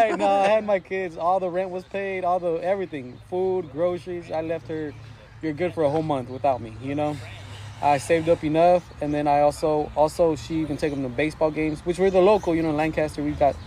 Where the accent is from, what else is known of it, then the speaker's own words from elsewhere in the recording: Mexico; now in United States; She was born in Mexico. I was born in Mexico.